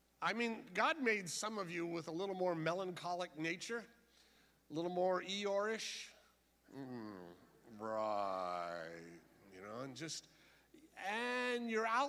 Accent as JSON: {"language": "English", "town": "San Diego", "region": "California", "country": "United States", "tie": "born or raised there", "said": "I was raised in George Evans Church down in East San Diego"}